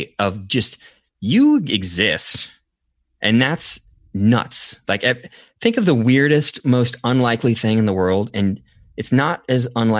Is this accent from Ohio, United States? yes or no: no; Portland, Oregon, United States; So I love coffee. Uh-huh. I am from Portland.